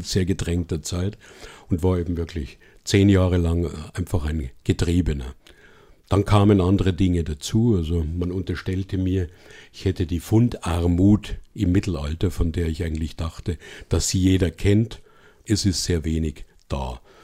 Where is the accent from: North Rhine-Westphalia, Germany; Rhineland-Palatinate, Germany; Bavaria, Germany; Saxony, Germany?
Bavaria, Germany; aus meinem Heimatland Bayern